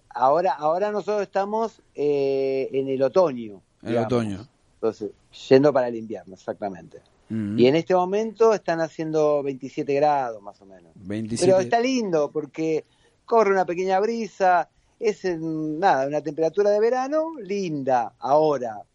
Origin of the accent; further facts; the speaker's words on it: Argentina; now in Qatar; Salí el 25 de abril de Argentina, llegué el 3 de mayo.